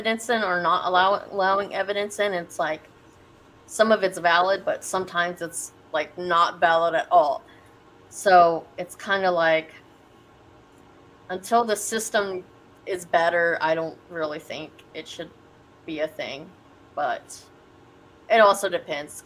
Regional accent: Nashville, Tennessee, United States; now in Omaha, United States; I'm originally from Nashville, Tennessee.

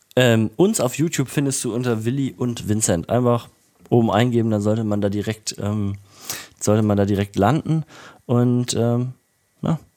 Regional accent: Erfurt, Thuringia, Germany; now in Leipzig, Germany; Ich bin ja in Erfurt aufgewachsen

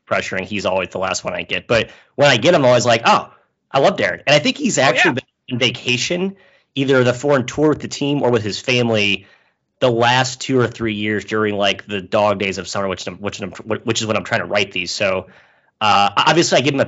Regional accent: St. Louis, Missouri, United States; I'm from St. Louis

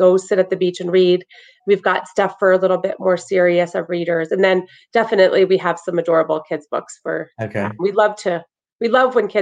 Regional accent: Freehold, New Jersey, United States; I'm actually from Freehold

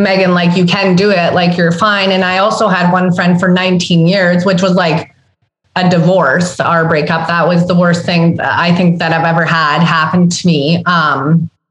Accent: Sudbury, Ontario, Canada; growing up in Sudbury, Ontario, where I grew up

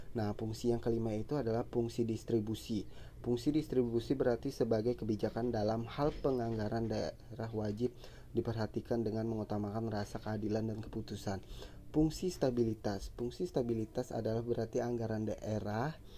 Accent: Banjarmasin, South Kalimantan, Indonesia; saya ini berasal dari kota Banjarmasin

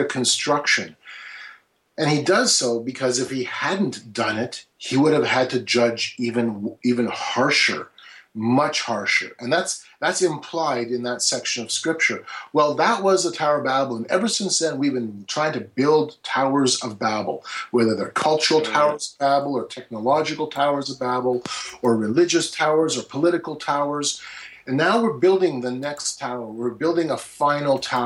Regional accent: Canada; I'm from Canada

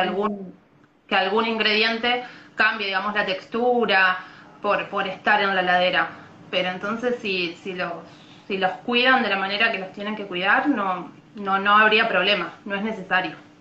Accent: Buenos Aires, Argentina; now in Colón, Argentina; en realidad soy de Buenos Aires, pero vivo en Colón, Entre Ríos, ya hace varios años que vivo acá en Colón

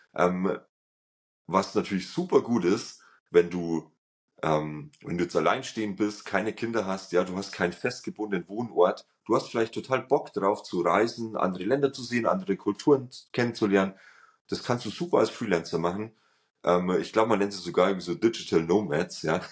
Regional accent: Germany; als ähm, Deutscher

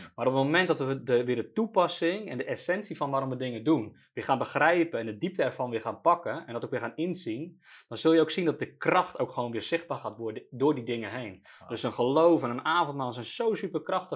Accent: Netherlands; we als Nederlanders

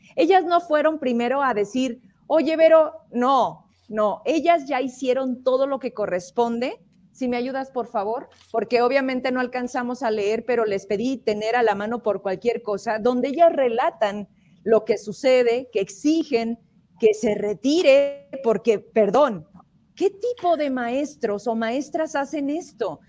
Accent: Zacatecas, Mexico; somos zacatecanos y aquí queremos seguir

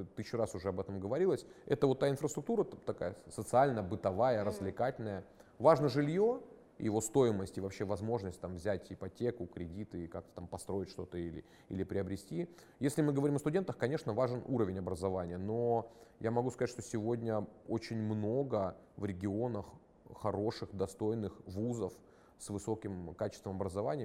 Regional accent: Krasnodar Krai, Russia; Я, например, из Краснодарского края там и не собирался-то уезжать

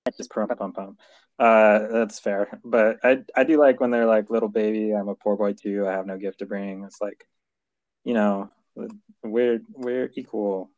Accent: California, United States; moved away as an adult; also born or lived in Utah; I I'm from California

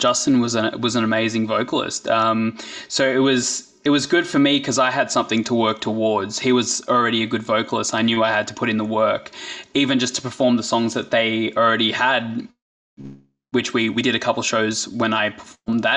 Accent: Blacktown, New South Wales, Australia; Blacktown, which is like my hometown

